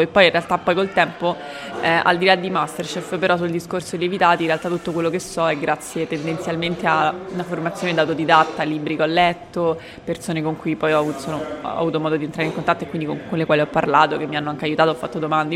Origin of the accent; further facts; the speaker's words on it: Rome, Lazio, Italy; vengo da Roma